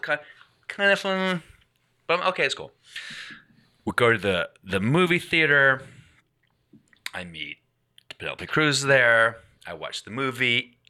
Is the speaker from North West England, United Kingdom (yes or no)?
no; Glasgow, Scotland, United Kingdom